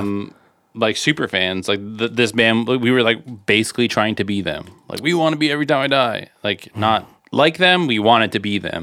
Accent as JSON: {"language": "English", "country": "Canada", "said": "we're from Canada"}